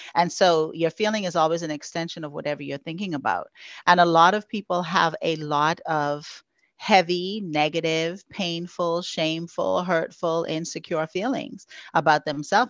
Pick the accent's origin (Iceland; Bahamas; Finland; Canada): Bahamas; Freeport, Grand Bahama; moved away as an adult; now in Houston, United States; I was born and raised in the Bahamas on the island of Freeport, Grand Bahama.